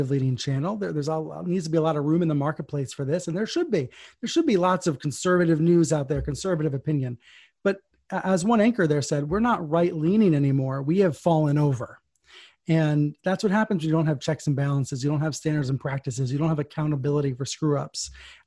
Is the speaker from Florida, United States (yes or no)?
no; Maryland, United States; I grew up in Maryland.